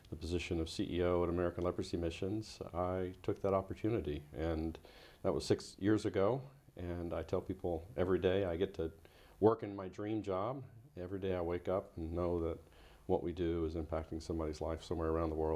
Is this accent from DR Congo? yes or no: yes; DR Congo; moved away as an adult; also born or lived in Tennessee, United States; now in United States; Was born in Tennessee in the U.S., but I grew up in the Congo, so my life is framed by uh, having spent my early years through high school graduating in the context of uh, a turbulent country in Africa